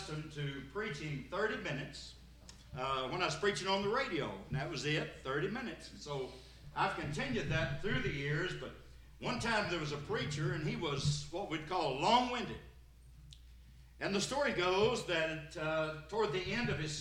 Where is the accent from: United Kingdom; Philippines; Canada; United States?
United States; Sparta, Tennessee; I'm from Sparta over in White County.